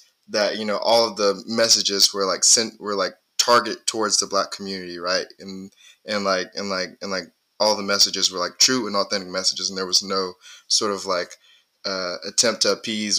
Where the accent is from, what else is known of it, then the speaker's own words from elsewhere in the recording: Mississippi, United States; I told him I was from Mississippi